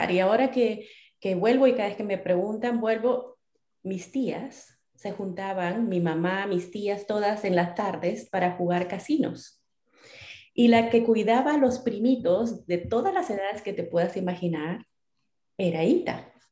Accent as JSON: {"language": "Spanish", "town": "Trujillo", "region": "La Libertad", "country": "Peru", "tie": "born or raised there", "also_born_or_lived": "Arequipa, Peru", "moved": "as an adult", "lives_now": "California, United States", "said": "yo soy peruana. Yo nací en las montañas de Perú, en, en Arequipa específicamente. Em, pero muy pequeña, mis padres eh, se mudaron a, Trujillo, que es el norte, es la costa. Em, estudié, viví muchos años de mi juventud en la costa, en Trujillo"}